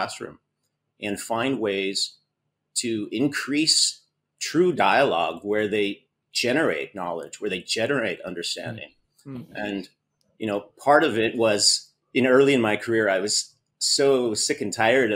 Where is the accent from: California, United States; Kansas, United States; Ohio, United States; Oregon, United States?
Oregon, United States; moved away as an adult; now in Greece; I'm originally from Oregon and grew up on the coast in Oregon